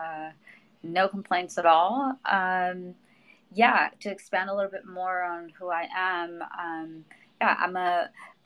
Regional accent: Mexico; I'm a Latina. I was born in Mexico

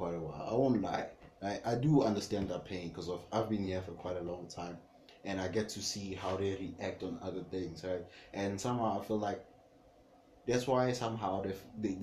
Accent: South Africa; We come from Annadale.

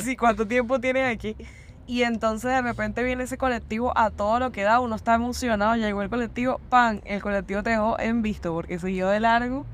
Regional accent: Venezuela; now in Buenos Aires, Argentina; nosotros obviamente como venezolanos, uno aquí está extranjero

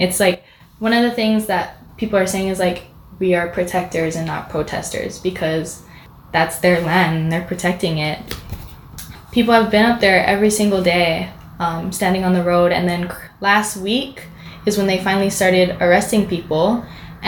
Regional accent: Hawaii, United States; growing up in Hawaii

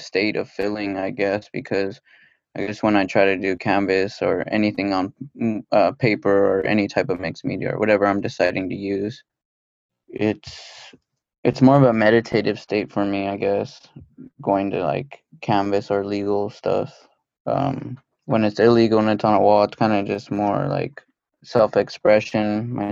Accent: outskirts of Los Angeles, California, United States; I grew up in kind of the outskirts

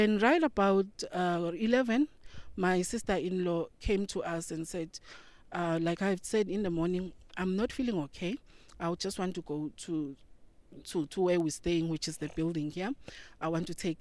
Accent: South Africa; I come from South Africa.

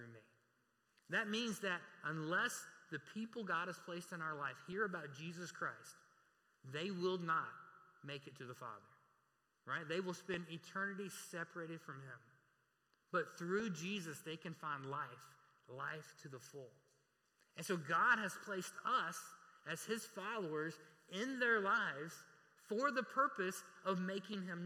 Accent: Reidsville, North Carolina, United States; also born or lived in Raleigh-Durham area, North Carolina; now in Raleigh, United States; I'm from Reidsville, North Carolina

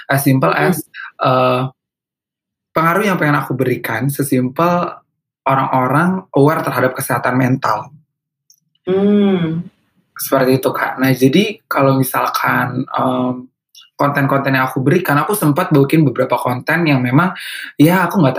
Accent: North Sumatra, Indonesia; Karena jawabannya karena ke aku orang Batak ya

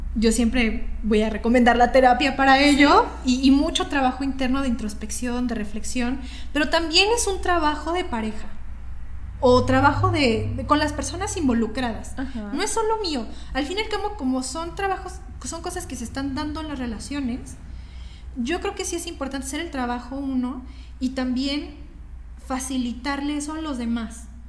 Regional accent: Guadalajara, Jalisco, Mexico; moved away as an adult; now in Mexico City, Mexico; yo soy de Guadalajara

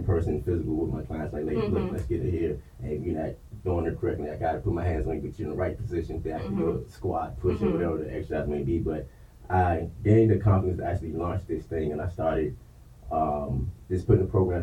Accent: Washington, District of Columbia, United States; moved away as an adult; also born or lived in Maryland; now in Universal City, United States; originally I grew up in Northeast D.C.

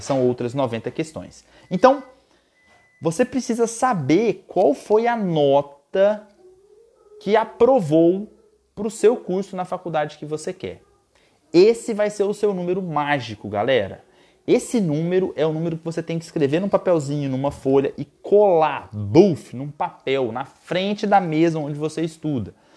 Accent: Goiás, Brazil; Lá em Goiás, minha terra natal

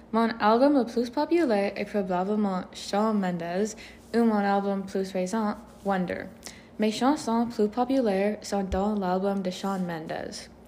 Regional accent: Stratford, Ontario, Canada; also born or lived in London, Ontario; Oui, je suis né le 1er mars 1994 dans London, Ontario. Je suis né à l'hôpital de Saint Joseph's et j'ai grandi dans Stratford, Ontario.

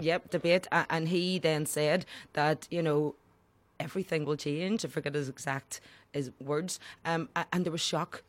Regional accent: Belfast, Northern Ireland, United Kingdom; I grew up in the Falls Road and Dunville Park in the Lower Falls.

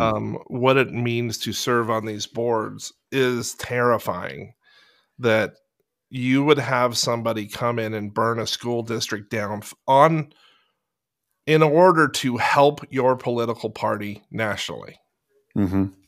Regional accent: Fallbrook, California, United States; I'm from Fallbrook.

